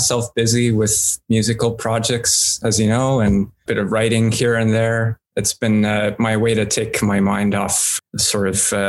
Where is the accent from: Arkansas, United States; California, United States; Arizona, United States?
California, United States; Alameda; born there; also born or lived in Chicago; I was born in California, in San Francisco, or more specifically, an island called Alameda. It's in the Bay Area there.